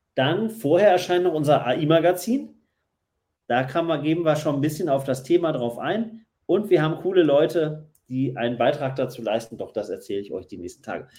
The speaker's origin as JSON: {"language": "German", "town": "Essen", "region": "North Rhine-Westphalia", "country": "Germany", "tie": "born or raised there", "also_born_or_lived": "Berlin", "moved": "yes", "said": "gebürtig in Essen und dann äh, sehr lang in Berlin lebend"}